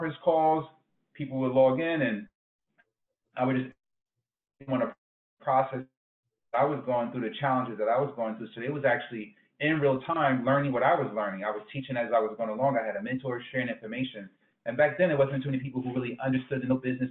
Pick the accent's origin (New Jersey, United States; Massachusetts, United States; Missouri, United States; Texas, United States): New Jersey, United States; Newark; I'm from Newark, New Jersey originally.